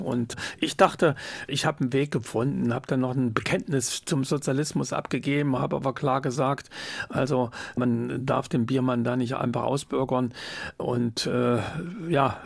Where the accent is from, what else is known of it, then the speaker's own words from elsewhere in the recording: Jena, Thuringia, Germany; moved away as an adult; also born or lived in West Berlin; nach Hause, nach Jena, meiner Heimatstadt